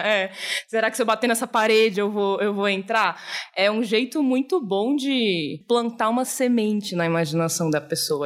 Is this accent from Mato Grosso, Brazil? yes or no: no; Florianópolis, Santa Catarina, Brazil; now in São Paulo, Brazil; eu cresci em Florianópolis